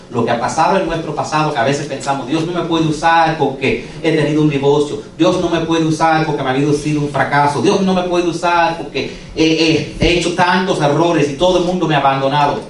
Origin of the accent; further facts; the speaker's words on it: United States; Spanish is a second language; Yo como nací en este país y como tuve que aprender español, porque yo no hablaba español, yo soy second generation americano